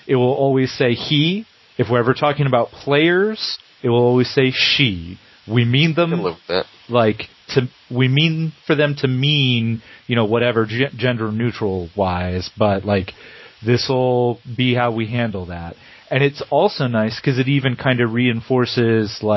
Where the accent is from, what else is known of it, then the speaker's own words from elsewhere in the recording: England, United Kingdom; as an English guy